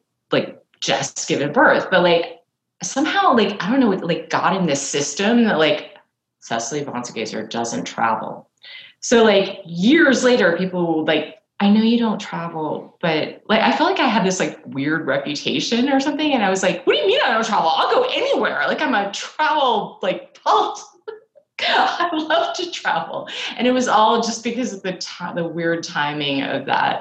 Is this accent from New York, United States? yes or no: yes; New York City, New York, United States; I grew up in Manhattan.